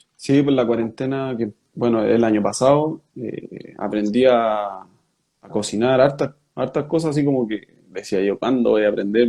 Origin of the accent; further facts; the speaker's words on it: Rengo, O'Higgins, Chile; moved away; de ahí de Rengo soy y mi familia, todos son de ahí